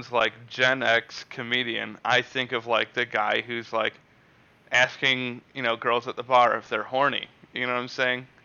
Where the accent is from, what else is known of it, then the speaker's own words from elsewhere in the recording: Canada; Like, I'm a Canadian.